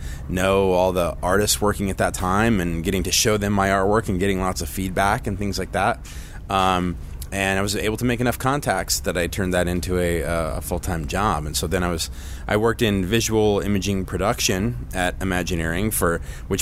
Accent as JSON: {"language": "English", "region": "Southern California", "country": "United States", "tie": "born or raised there", "said": "I grew up in Southern California"}